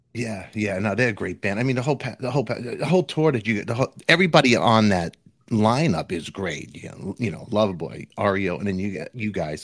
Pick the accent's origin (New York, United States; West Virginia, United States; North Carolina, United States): New York, United States; New York City; I'm from Brooklyn